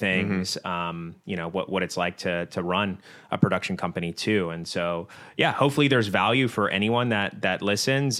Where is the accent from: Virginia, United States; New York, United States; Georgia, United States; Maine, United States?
Virginia, United States; Virginia Beach; Both of us are born and raised in the Virginia Beach area